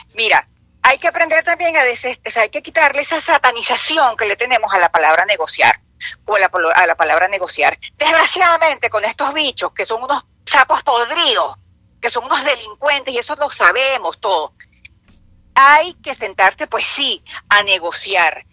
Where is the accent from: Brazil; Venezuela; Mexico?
Venezuela; now in Florida, United States; yo soy una venezolana que estoy aquí